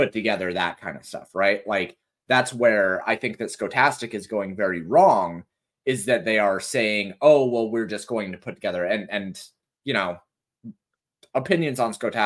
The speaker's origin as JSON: {"language": "English", "region": "Colorado", "country": "United States", "moved": "yes", "lives_now": "Tennessee, United States", "said": "I haven't seen snow since we moved from Colorado"}